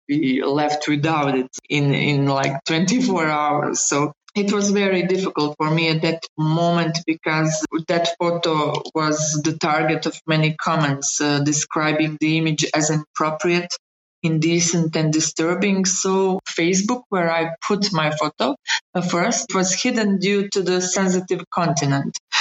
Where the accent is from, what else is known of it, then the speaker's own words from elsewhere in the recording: Bosnia & Herzegovina; moved away as an adult; also born or lived in Sarajevo; fleeing my my hometown where I lived for 37 years